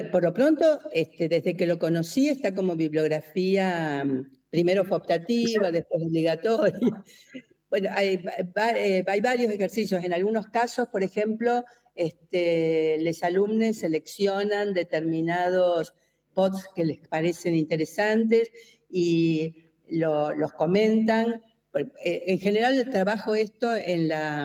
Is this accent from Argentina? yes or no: yes; Argentina; soy argentina